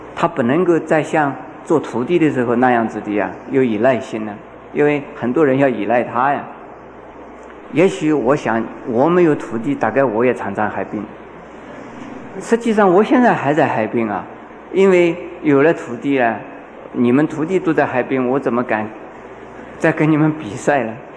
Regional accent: China; 我们中国人

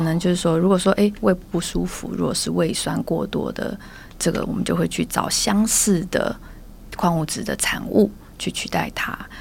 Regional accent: Taiwan; moved away as an adult; also born or lived in Germany; 在我自己小时候在台湾

